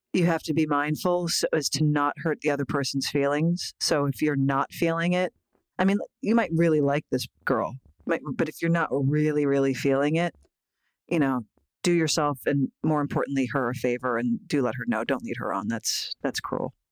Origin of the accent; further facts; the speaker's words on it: Philadelphia, Pennsylvania, United States; moved away; I love going back home to Philly